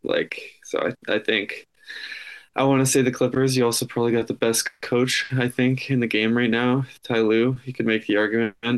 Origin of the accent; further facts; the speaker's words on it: Canada; being a Canadian